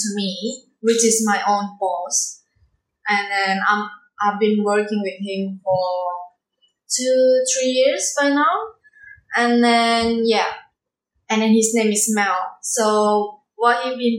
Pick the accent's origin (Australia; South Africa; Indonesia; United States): Indonesia; English is a second language; moved away; I come from Indonesia